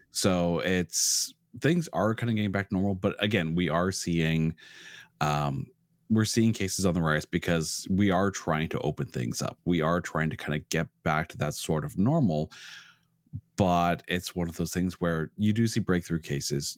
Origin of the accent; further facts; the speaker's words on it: Ottawa, Ontario, Canada; now in Toronto, Canada; I was born in Ottawa, and then I moved to Toronto about, uh, well, twenty years ago